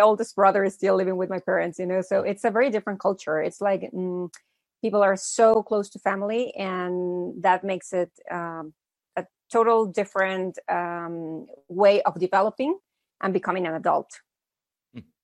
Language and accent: English; Mexico City, Mexico; also born or lived in United States; I was born in the States, but I've been living in Mexico since I was a little kid. My hmm. parents are Mexican.